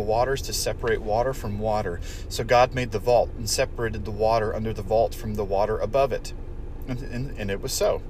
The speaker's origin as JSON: {"language": "English", "town": "Portland", "region": "Oregon", "country": "United States", "tie": "born or raised there", "said": "I grew up in Portland, which a suburb of Portland is Beaverton"}